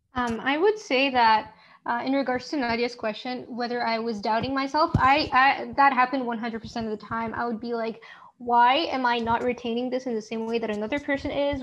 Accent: Morocco; moved away; I come from Morocco

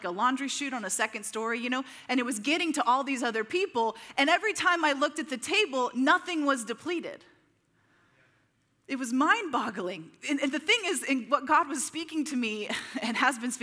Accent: Midwest, United States; you and I growing up in the Midwest

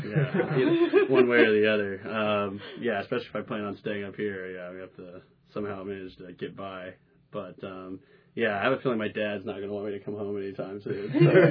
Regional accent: Plano, Texas, United States; moved away as an adult; now in Cambridge, United States; I'm a senior defensive end, number 92. I live in Leverett House, and I am from Plano, Texas.

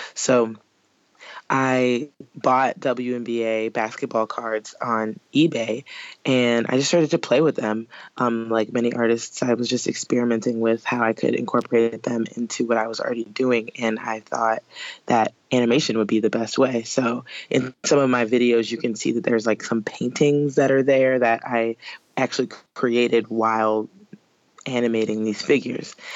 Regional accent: New Orleans, Louisiana, United States; New Orleans, uh, where I'm from

